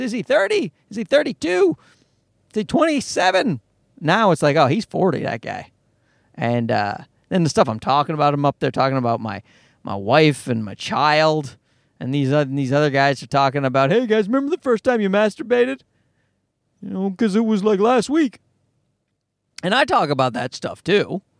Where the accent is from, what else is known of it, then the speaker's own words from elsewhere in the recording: Newfoundland and Labrador, Canada; I grew up in Newfoundland, and Newfoundland's an East Coast part of Canada